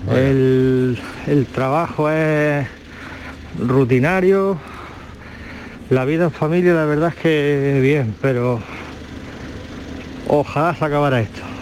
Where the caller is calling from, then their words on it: Las Cabezas de San Juan, Andalusia, Spain; de las Cabezas.